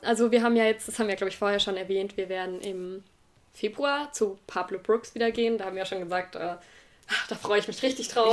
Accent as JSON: {"language": "German", "town": "Tübingen", "region": "Baden-Württemberg", "country": "Germany", "tie": "born or raised there", "moved": "yes", "said": "ich komme eigentlich aus Tübingen, also bin dort geboren und so."}